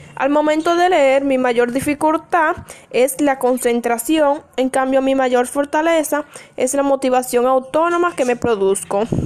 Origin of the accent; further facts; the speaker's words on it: Salcedo, Hermanas Mirabal, Dominican Republic; Soy oriunda de Salcedo, provincia Hermanas Mirabar.